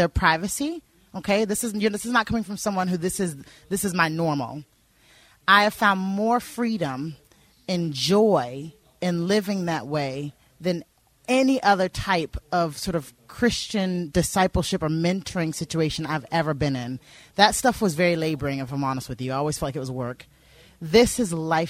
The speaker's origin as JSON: {"language": "English", "region": "the South in America", "country": "United States", "tie": "born or raised there", "moved": "as an adult", "lives_now": "Northern Ireland, United Kingdom", "said": "I grew up in the South in America"}